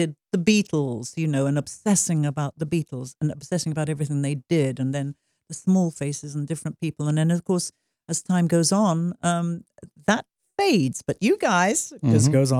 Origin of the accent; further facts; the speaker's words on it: England, United Kingdom; You have to remember that in England, I was brought up on Saturday morning cinema, but it was The Lone Ranger, and it was stuff like that.